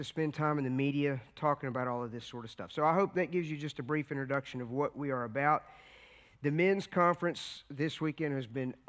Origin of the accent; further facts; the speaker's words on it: Virginia, United States; we come from Virginia. We live right in the heart of the Appalachian Mountains, which is the Blue Ridge section.